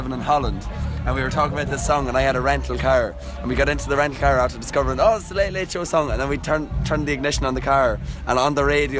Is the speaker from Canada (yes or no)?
no; Dundalk, Leinster, Ireland; We're from Dundalk, though.